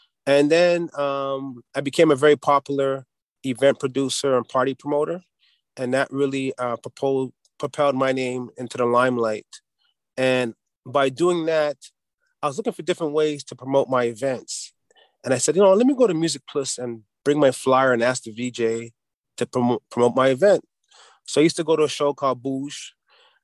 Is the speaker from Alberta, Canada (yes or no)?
no; Montreal, Quebec, Canada; now in Dollard-des-Ormeaux, Canada; I grew up in an area called Little Burgundy in the southwest of Montreal